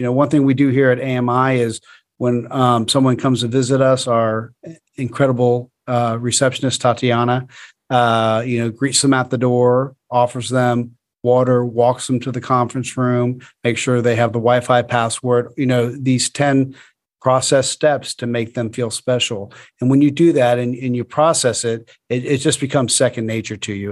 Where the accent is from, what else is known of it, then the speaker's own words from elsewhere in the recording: Florida, United States; I'm from Florida